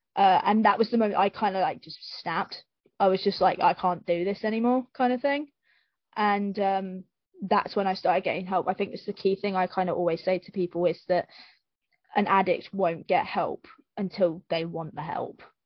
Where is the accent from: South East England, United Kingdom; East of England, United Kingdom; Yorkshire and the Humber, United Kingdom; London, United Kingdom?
East of England, United Kingdom; Luton; I grew up, I grew up in Luton